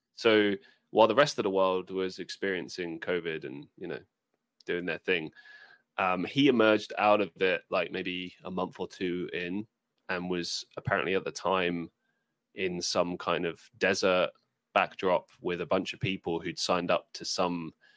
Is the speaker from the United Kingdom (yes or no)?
yes; United Kingdom; for me as a British person